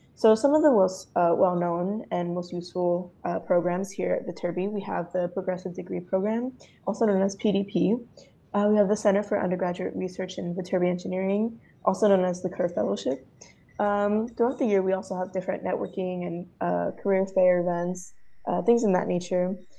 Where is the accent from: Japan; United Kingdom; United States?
United States; Whitehall, Pennsylvania; moved away as an adult; now in Los Angeles, United States; I am from Whitehall, Pennsylvania, which is one hour north of Philly.